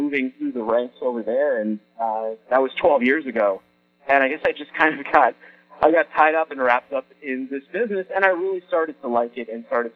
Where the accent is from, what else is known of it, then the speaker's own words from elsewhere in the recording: Boston, Massachusetts, United States; also born or lived in California; I was in California at the time, but I'm from Boston, and I decided to move back to Boston